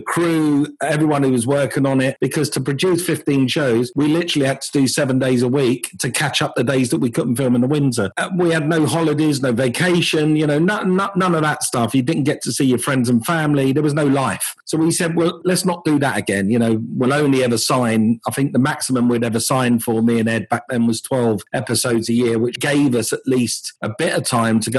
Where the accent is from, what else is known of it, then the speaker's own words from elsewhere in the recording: United Kingdom; also born or lived in Los Angeles, United States; We fly back to the UK. This is home. The UK is home